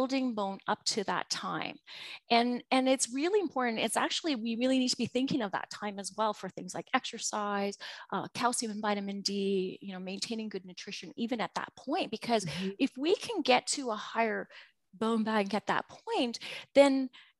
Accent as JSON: {"language": "English", "country": "Canada", "said": "I am from Canada"}